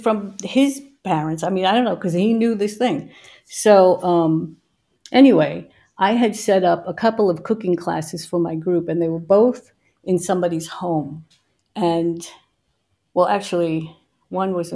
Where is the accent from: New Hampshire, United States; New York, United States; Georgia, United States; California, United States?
New York, United States; growing up in New York